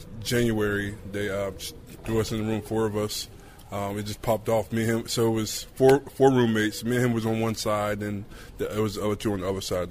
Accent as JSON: {"language": "English", "town": "Oakboro", "region": "North Carolina", "country": "United States", "tie": "born or raised there", "moved": "yes", "said": "That's my hometown"}